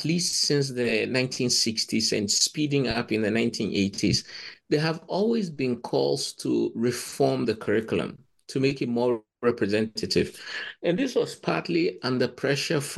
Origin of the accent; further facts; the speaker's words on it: Ghana; moved away as an adult; also born or lived in Cambridge; I come from Ghana